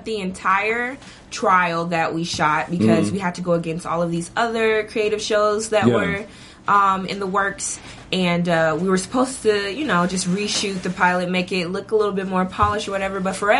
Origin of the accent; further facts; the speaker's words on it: Abbeville, South Carolina, United States; also born or lived in Greenwood, South Carolina; I was born in Greenwood, and then my family like migrated to Abbeville, which is the boondocks.